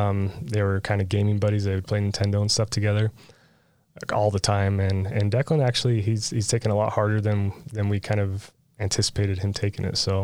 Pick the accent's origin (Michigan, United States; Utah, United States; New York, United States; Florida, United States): Utah, United States; St. George; So my dad is originally from Enterprise. My mom is from St. George, and I grew up here in St. George in Washington City. I graduated high school down here.